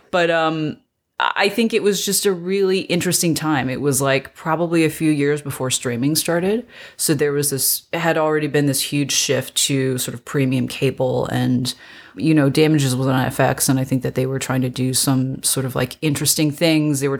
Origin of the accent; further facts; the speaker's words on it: North Carolina, United States; also born or lived in China; now in Los Angeles, United States; I was born in China. I was uh, I'm originally from I guess all over, but mainly North Carolina.